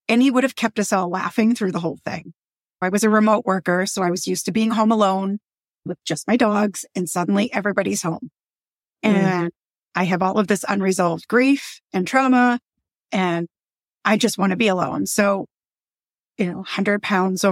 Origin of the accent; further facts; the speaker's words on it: Boston, Massachusetts, United States; We're from Boston